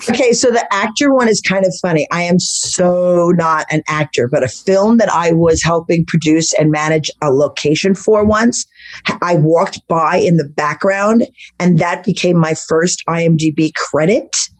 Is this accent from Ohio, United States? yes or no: no; Manhattan Beach, California, United States; accent: Brooklyn; also born or lived in Los Angeles / France / Greece / Italy; growing up in Beverly Hills and then in Manhattan Beach on the beach.